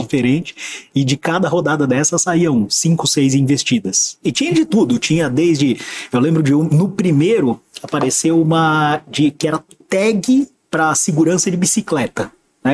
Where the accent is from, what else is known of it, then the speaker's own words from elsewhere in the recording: Santos, São Paulo, Brazil; moved away; also born or lived in São Carlos / Joinville; eu sou santista, eu sou nascido em 1975